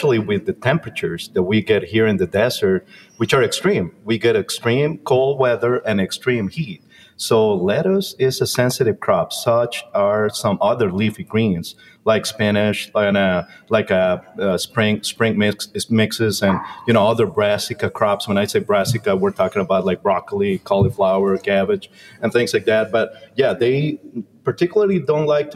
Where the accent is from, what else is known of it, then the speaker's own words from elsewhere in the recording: Guayaquil, Guayas, Ecuador; moved away as an adult; also born or lived in Honduras / Louisiana; I'm originally from South America. I'm from Ecuador. I'm from small city in Ecuador called Guayaquil, and I study in the American School of Ecuador